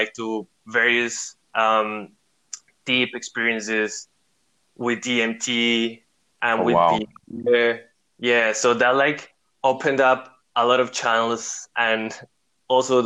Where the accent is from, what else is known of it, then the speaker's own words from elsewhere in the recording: Costa Rica; moved away as an adult; also born or lived in Germany; now in Europe; I'm originally from Costa Rica, but I've been living in Europe for about 8 years